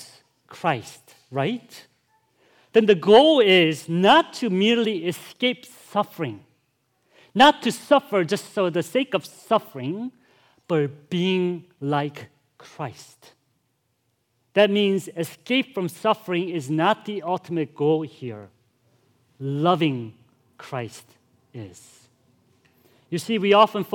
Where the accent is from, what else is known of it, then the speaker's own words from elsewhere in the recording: Chicago, Illinois, United States; I'm from Chicago, too